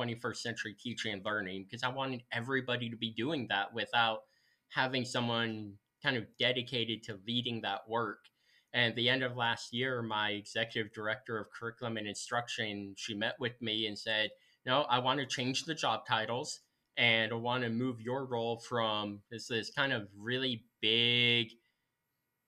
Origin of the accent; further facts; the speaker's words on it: Central Illinois, United States; moved away as an adult; also born or lived in Urbana, Illinois; now in Freeport, United States; I grew up in Central Illinois, lived my whole life there except for about 2.5 years.